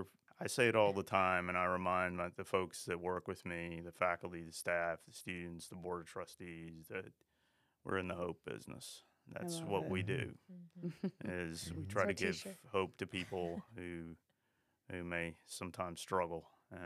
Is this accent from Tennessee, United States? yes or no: yes; Tennessee, United States; No. I'm from Tennessee.